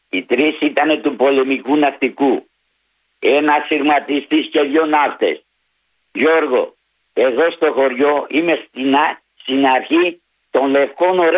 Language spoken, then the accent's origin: Greek; Paidochori, Eastern Macedonia and Thrace, Greece; Το χωριό μου λέγεται Παϊδοχώρη.